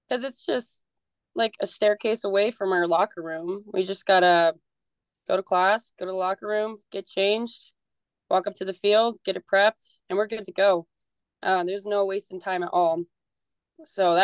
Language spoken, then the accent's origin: English; Billings, Montana, United States; I am from Billings and I played for a small local summer ball association